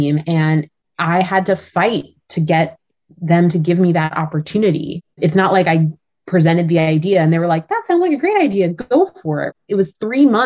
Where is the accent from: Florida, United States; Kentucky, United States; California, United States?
California, United States; Growing up in California, I love the ocean